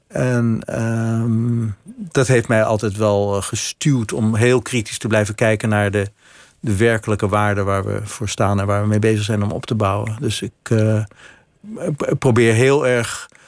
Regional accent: Amsterdam, North Holland, Netherlands; born or raised there

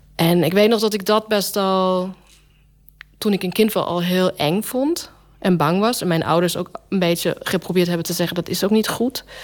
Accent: Germany; moved away; ik kom ook uit de DDR.

